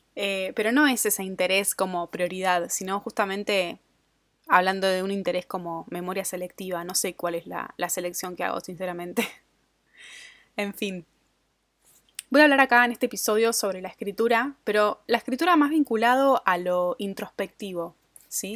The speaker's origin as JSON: {"language": "Spanish", "country": "Argentina", "also_born_or_lived": "Australia", "moved": "as an adult", "said": "viviendo afuera de Argentina, mi país de origen"}